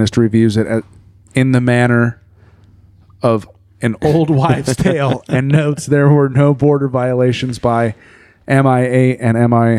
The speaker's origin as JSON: {"language": "English", "region": "Iowa", "country": "United States", "said": "We're from Iowa, man. We don't actually have a lot of Polish folks around here."}